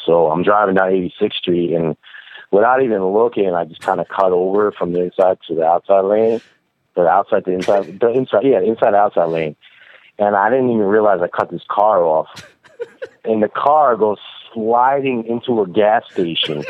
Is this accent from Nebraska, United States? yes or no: no; Albany, New York, United States; also born or lived in Brooklyn, New York; born and raised in Albany, New York, which is like two and a half hours north of New York City